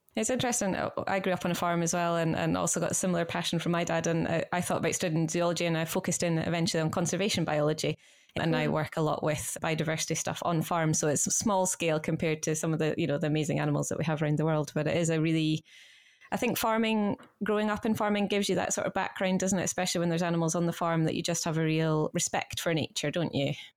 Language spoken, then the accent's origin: English; Scottish Borders, Scotland, United Kingdom; I'm a fellow Borders girl myself from a farm in the Borders too.